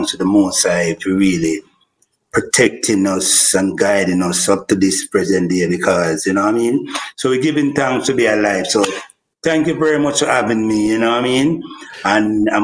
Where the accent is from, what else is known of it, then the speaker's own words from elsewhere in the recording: Kingston, Jamaica; I grew up in Greenwich Farm.